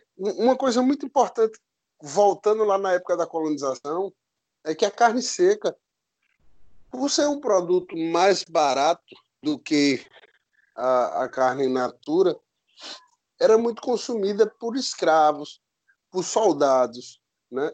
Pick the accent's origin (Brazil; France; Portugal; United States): Brazil; Picuí, Paraíba; sou nascido em Picuí, na Paraíba